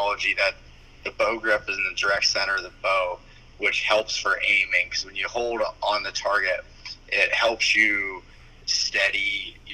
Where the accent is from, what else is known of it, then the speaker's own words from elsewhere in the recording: North Central Pennsylvania, United States; I moved back to my hometown. It's in North Central Pennsylvania